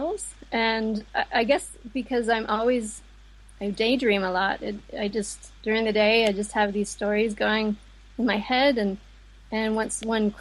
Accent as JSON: {"language": "English", "country": "United States", "tie": "born or raised there", "moved": "yes", "lives_now": "Dublin, Ireland", "said": "I live in Dublin, but I was born in America"}